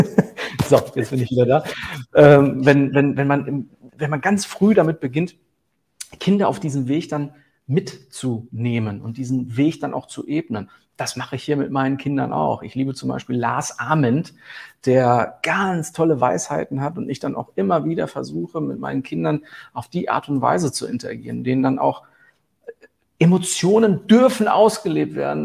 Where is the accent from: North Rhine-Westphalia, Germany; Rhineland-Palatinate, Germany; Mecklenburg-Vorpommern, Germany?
North Rhine-Westphalia, Germany; Herten; ich komme aus dem Ruhrgebiet